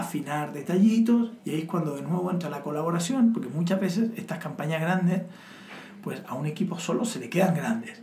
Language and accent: Spanish; Chile; now in Spain; como buen chileno, los chilenos al final somos hijos de los americanos